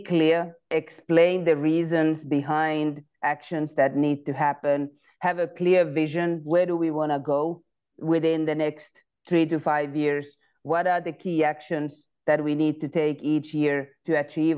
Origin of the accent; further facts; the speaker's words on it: Finland; moved away; I'm originally from Finland, so I graduated from University of Technology and then joined Nokia